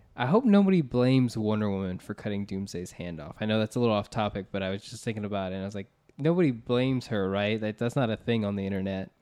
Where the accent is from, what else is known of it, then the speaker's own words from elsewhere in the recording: United States; We're from the Florida, Georgia area